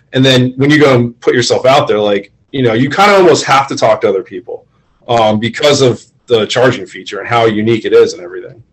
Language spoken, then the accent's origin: English; Florida, United States; I'm from Florida, born and raised